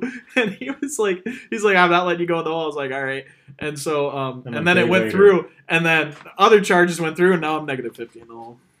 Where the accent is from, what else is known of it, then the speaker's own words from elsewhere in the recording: Midwest, United States; we were born and raised in the Midwest